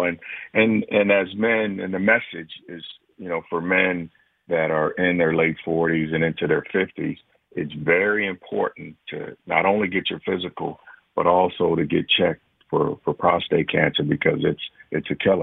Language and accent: English; Cincinnati, Ohio, United States; I grew up in Cincinnati